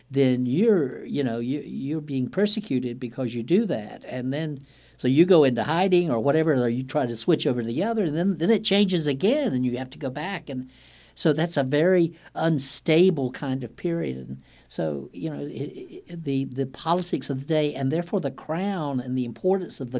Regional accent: Warsaw, North Carolina, United States; moved away as an adult; also born or lived in Wilmington, North Carolina; when I was growing up in Warsaw in rural Duplin County

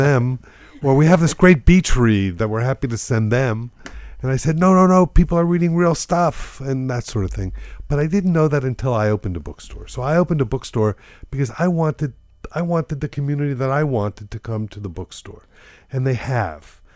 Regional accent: Miami, Florida, United States; I'm from Miami, I happened to find myself back here

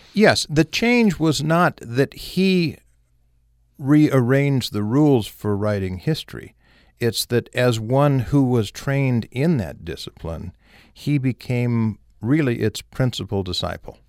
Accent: Southern California, United States; moved away as an adult; also born or lived in St. George, Utah / Los Angeles / Maryland; I was raised in Southern California, my family had been in St. George since the Civil War

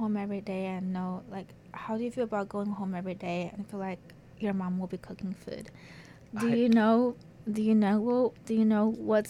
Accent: China; moved away; I am from China.

